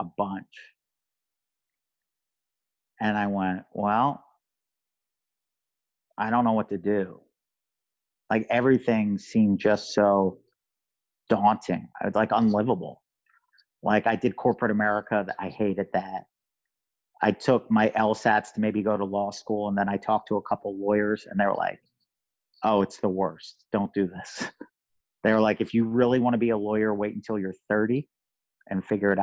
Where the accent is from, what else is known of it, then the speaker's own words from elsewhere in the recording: Philadelphia, Pennsylvania, United States; moved away as an adult; I thought I did everything I could possibly do in my hometown